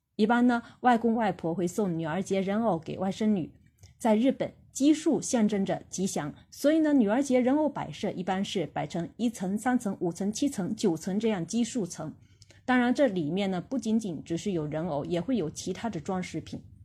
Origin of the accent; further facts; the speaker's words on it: China; 我们中国人